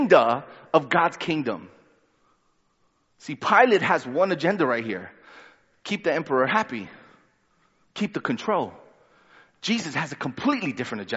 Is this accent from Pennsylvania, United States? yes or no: no; New York City, New York, United States; also born or lived in Honduras; I was born in Honduras, lived there for 3 years, and then we moved to Brooklyn. And then I didn't go back to Honduras till I was 14. When I went back, by then, I was more Brooklyn than anything else.